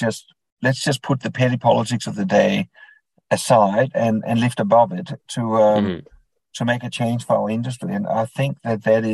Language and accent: English; Denmark; moved away as an adult; now in Queensland, Australia; the accent might reveal that I wasn't born in Australia. So I was born in Denmark